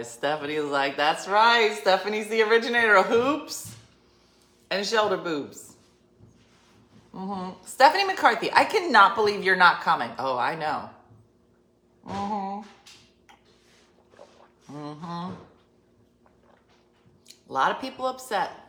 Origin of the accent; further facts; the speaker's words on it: Colorado, United States; I wish I grew up in Jersey instead of Colorado.